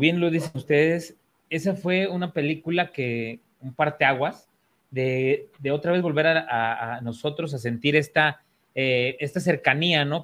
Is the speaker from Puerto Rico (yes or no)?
no; Mexico; tenemos como mexicanos